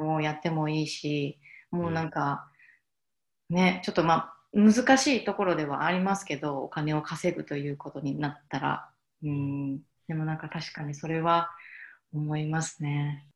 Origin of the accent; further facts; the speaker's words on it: Ehime, Japan; 私の実家は愛媛にあるんですけど、で、愛媛のすごく田舎のところで